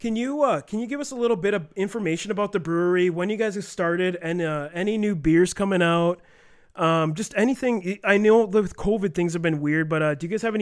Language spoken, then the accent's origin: English; Elkhorn, Wisconsin, United States; We're both from Elkhorn